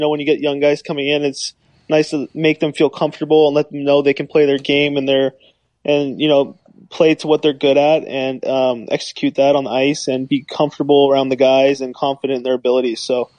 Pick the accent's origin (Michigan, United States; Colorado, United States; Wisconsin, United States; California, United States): California, United States; Yeah, I mean, growing up in California, hockey was definitely not big at the time.